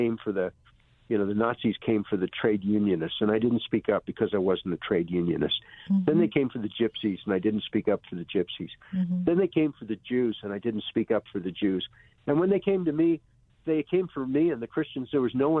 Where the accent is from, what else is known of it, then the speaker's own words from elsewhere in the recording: United States; I grew up in America